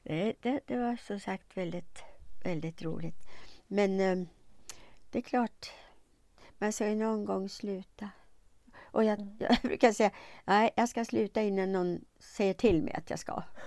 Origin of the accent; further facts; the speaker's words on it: Eskilstuna, Södermanland, Sweden; also born or lived in Stockholm; jag är född i Eskilstuna